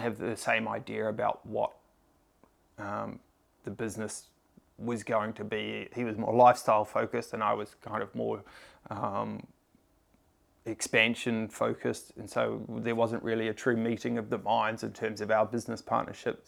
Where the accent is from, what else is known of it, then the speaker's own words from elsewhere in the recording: Tauranga, Bay of Plenty, New Zealand; moved away as an adult; also born or lived in Sydney, Australia; I grew up in New Zealand in a, uh, town called Tauranga. I, uh, I moved to Sydney when I was nineteen